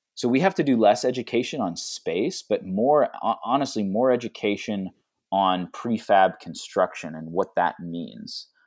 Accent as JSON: {"language": "English", "town": "Pittsburgh", "region": "Pennsylvania", "country": "United States", "said": "I'm actually originally from Pittsburgh"}